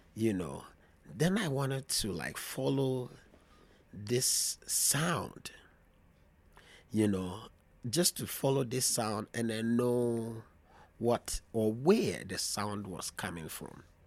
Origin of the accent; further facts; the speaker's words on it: Volta, Ghana; moved away; also born or lived in Greater Accra, Ghana / Europe / United States; by region, I'm from the Volta region. I grew up in Volta region before coming to the, um, to the city of Greater Accra.